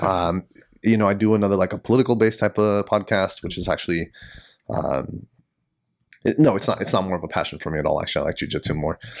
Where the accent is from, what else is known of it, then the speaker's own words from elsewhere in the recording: San Diego, California, United States; now in Sacramento, United States; I'm from San Diego, and, you know, to me, it, growing up in San Diego